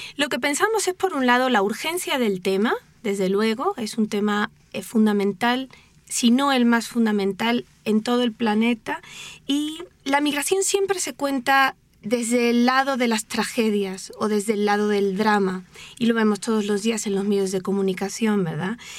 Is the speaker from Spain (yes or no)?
yes; Spain; now in Mexico; Anuska y yo somos españolas y venimos a vivir a México